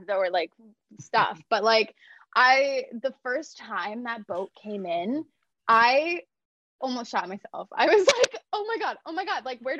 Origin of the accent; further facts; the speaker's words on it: Toronto, Ontario, Canada; I'm from born and raised in Toronto